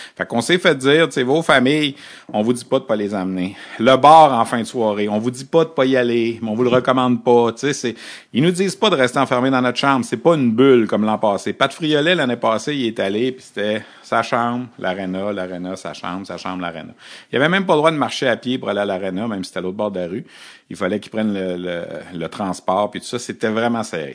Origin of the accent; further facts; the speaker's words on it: Quebec, Canada; quand on vient du Québec